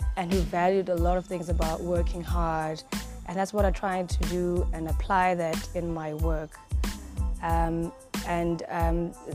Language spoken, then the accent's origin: English; Mzindo, KwaZulu-Natal, South Africa; also born or lived in Mtholume, KwaZulu-Natal / eThekwini (Durban); We come from Mtholume, it's a rural place in KwaZulu-Natal. That's where most of my life I spent my time while I was younger. And then I then moved to Mzindo, where I did most of my primary schooling and high schooling.